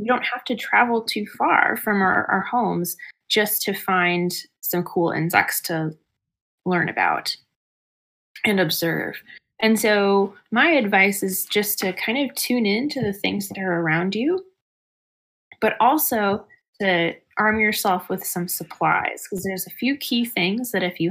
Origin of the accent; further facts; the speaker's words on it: Plymouth, Michigan, United States; I'm from Plymouth, Michigan originally